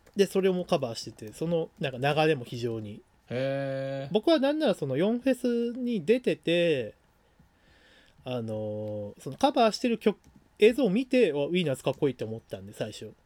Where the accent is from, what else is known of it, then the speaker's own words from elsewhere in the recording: Aichi, Japan; 緑茶家もあの愛知出身なんで、まあ、僕もそうだし